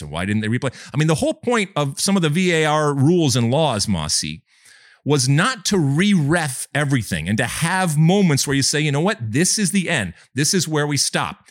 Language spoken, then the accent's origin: English; United States